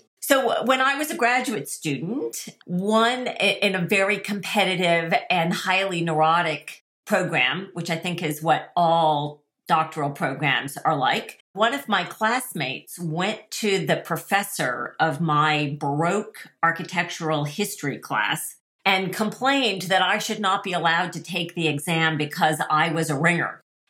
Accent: New York, United States; also born or lived in Rome, Italy; Where I grew up is actually a difficult question to answer because I grew up in a lot of different places, primarily going back and forth between New York and Rome.

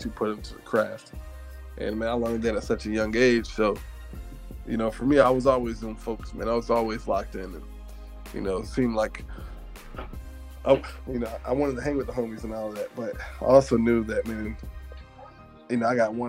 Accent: Virginia Beach, Virginia, United States; also born or lived in Hampton, Virginia; I'm going from Virginia Beach

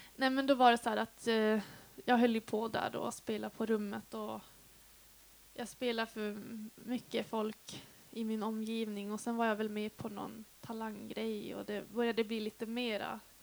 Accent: Piteå, Norrbotten County, Sweden; now in Dalarna, Sweden; Jag är uppvuxen i Piteå i Norrbotten. Det är alltså 80 mil härifrån

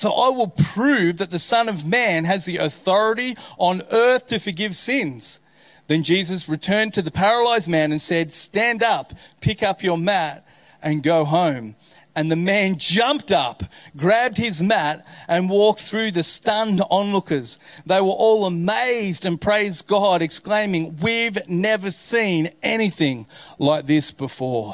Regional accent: Australia; being an Aussie

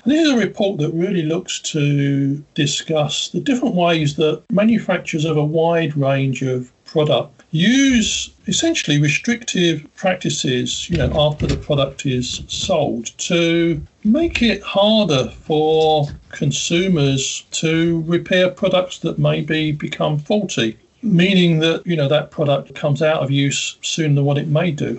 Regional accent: United Kingdom; Being a Brit in the UK

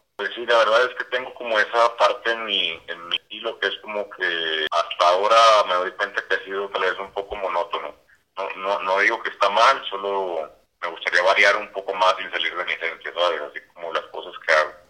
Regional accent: Torreón, Coahuila, Mexico; Yo soy de, de Torreón, Coahuila. en ese barrio, en, ese, esa ciudad, yo crecí en una colonia que se llama Nataranda.

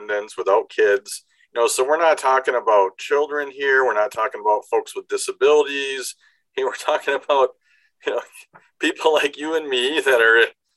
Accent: Beaver Dam, Wisconsin, United States; My hometown is Beaver Dam

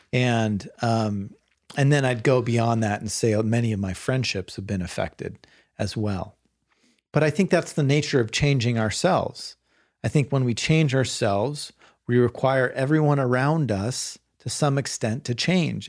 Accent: Bay Area, Marin County, California, United States; I grew up in the Bay Area, and um, and sort of progressive Marin County is where I went to high school

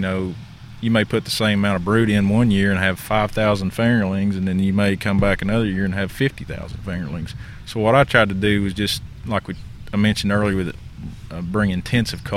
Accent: Campbell County, East Tennessee, United States; I'm originally from East Tennessee, Campbell County

